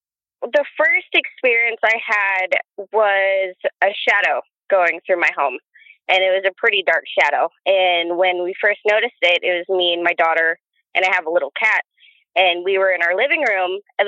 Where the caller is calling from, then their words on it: Oregon, United States; We're in Oregon.